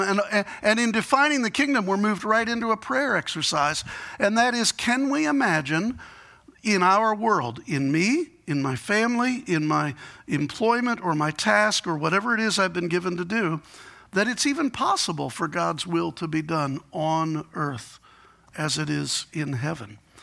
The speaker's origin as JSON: {"language": "English", "town": "Chicago", "region": "Illinois", "country": "United States", "said": "I'm from Chicago"}